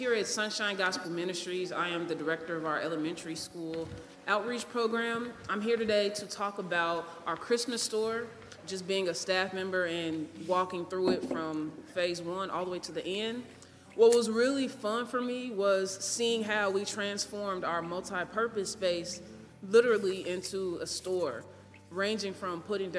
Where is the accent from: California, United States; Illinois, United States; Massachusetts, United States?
Illinois, United States; Chicago; I grew up in Woodlawn